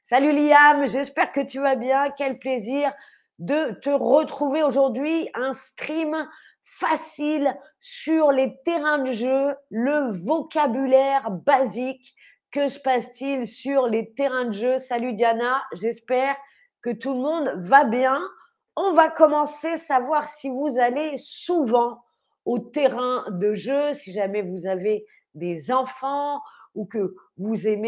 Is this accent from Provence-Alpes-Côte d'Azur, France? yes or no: no; Paris, Île-de-France, France; Le terrain de jeu de mon enfance à Montmartre puisque j'ai grandi à Paris, à Montmartre.